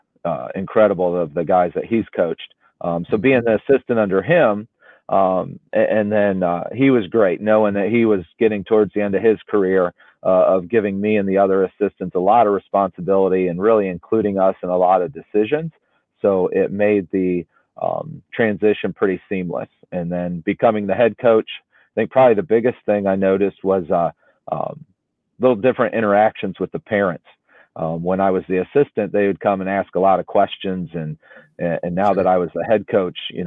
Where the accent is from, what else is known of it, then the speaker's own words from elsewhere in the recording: Northwest Ohio, United States; moved away as an adult; also born or lived in Cincinnati; I was from Northwest Ohio, so moving to the big city of Cincinnati